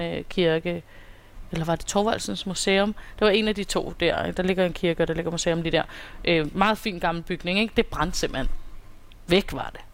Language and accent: Danish; Copenhagen, Capital Region of Denmark, Denmark; Jeg er her fra København.